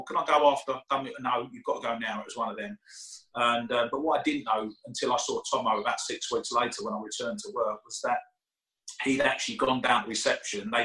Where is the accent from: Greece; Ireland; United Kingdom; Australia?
United Kingdom; I'm British